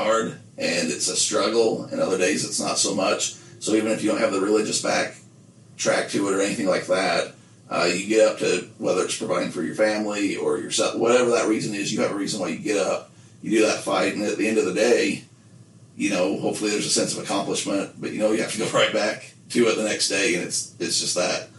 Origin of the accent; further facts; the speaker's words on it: Nephi, Utah, United States; moved away; I was from Nephi. I'm still from Nephi. I've lived where I live now for years, for decades.